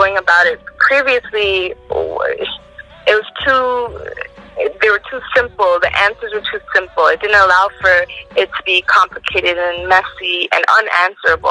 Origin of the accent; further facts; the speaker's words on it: Toronto, Ontario, Canada; I grew up in Scarborough.